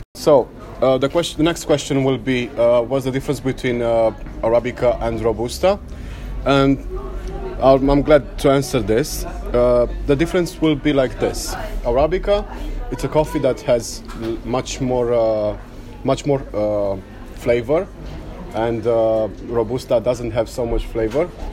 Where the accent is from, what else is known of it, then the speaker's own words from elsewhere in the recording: Cluj-Napoca, Cluj County, Romania; I'm from Cluj, Romania